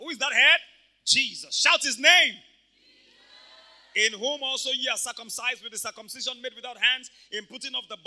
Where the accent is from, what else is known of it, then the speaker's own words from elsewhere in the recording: Ibadan, Oyo, Nigeria; I grew up in Mokola